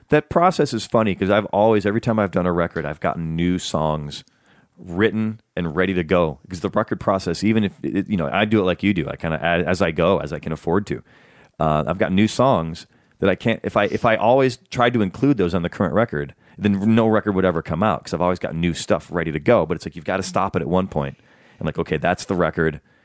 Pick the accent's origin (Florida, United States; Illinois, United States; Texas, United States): Illinois, United States; Chicago; now in Los Angeles, United States; I'm from Chicago